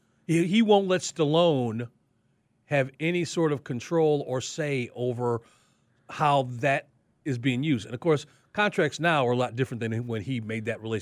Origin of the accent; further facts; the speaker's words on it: Chicago, Illinois, United States; moved away; there was a thing growing up in Chicago, and they have it in different forms in different parts of the country, but up there, it was called an Italian ice.